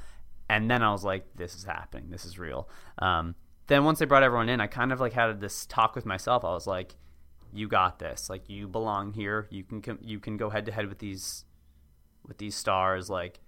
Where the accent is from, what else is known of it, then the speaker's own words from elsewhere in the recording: Cambridge, Massachusetts, United States; Yeah, hey, I grew up there. I grew up in Cambridge, or hey, I went to AU, or hey, this or this or that.